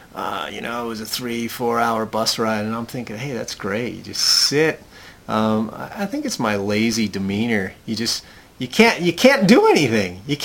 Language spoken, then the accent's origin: English; United States; I'm American